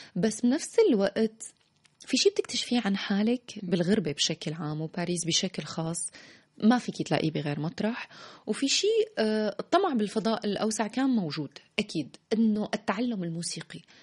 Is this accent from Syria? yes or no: yes; Damascus, Damascus Governorate, Syria; moved away as an adult; also born or lived in Paris; now in Tunisia; الحضن الأول هو دمشق